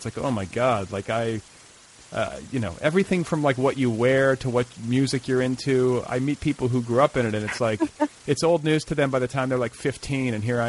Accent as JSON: {"language": "English", "region": "Midwest", "country": "United States", "tie": "born or raised there", "moved": "as an adult", "lives_now": "Los Angeles, United States", "said": "when I grew up in the Midwest"}